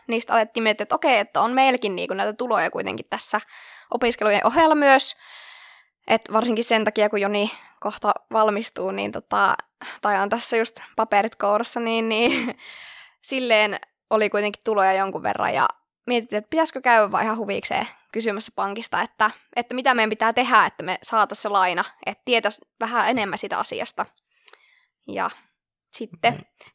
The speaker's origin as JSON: {"language": "Finnish", "town": "Lieksa", "region": "North Karelia", "country": "Finland", "tie": "born or raised there", "moved": "as an adult", "lives_now": "Kuopio, Finland", "said": "ihan alun perin oon kotoisin tuolta Pohjois-Karjalasta Lieksasta, jossa on sitten lukioon asti elämäni viettänyt"}